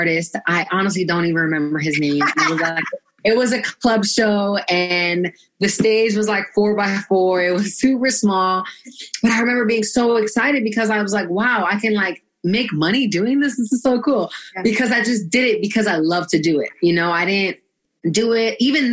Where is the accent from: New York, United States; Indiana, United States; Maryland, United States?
New York, United States; New York City; I'm from Brooklyn, New York, originally. Born and raised, BK.